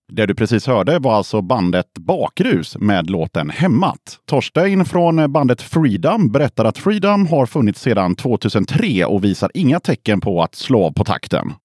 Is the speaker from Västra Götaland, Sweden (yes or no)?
yes; Gothenburg, Västra Götaland, Sweden; jag är också från Göteborg så jag har åkt hit från, eh, från Göteborg till Skövde